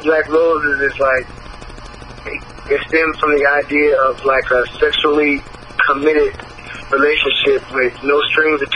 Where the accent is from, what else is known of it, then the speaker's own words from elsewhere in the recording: Elkhart, Indiana, United States; I grew up in Elkhart, Indiana